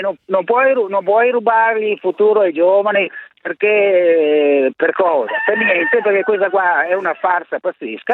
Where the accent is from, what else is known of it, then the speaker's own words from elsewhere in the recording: Vicenza, Veneto, Italy; al mio paese, qui a Vicenza